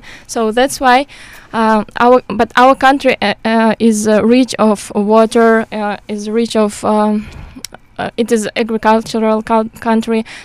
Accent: Kyrgyzstan; I came from Kyrgyzstan

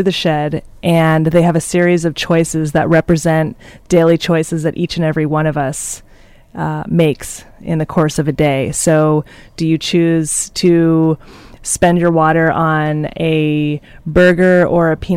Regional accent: Philadelphia, Pennsylvania, United States; moved away; I grew up in Philadelphia, and in the city of Philadelphia

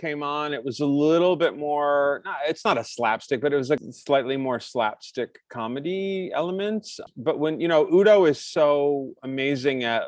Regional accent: Sandusky, Ohio, United States; my hometown of Sandusky, Ohio, where I grew up

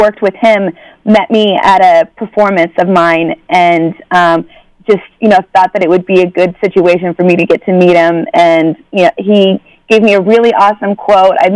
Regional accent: Texas, United States; I'm from Texas

